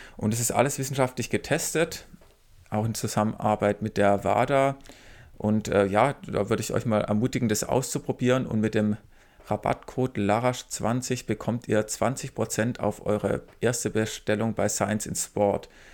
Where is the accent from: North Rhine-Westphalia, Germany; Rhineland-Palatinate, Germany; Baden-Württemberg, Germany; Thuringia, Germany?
Baden-Württemberg, Germany; near Ludwigsburg; erst in Ludwigsburg, also hier fast in meiner Heimat